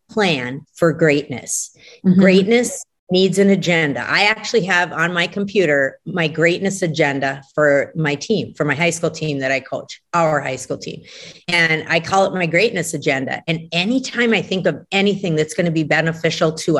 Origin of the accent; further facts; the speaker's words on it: Brainerd, Minnesota, United States; Brainerd, which is my hometown